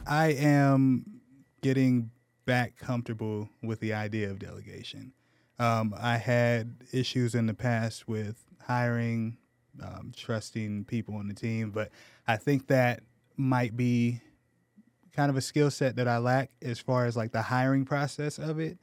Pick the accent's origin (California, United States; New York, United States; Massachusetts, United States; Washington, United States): California, United States; Menifee; born or raised there; moved away as an adult; also born or lived in Ohio; now in San Antonio, United States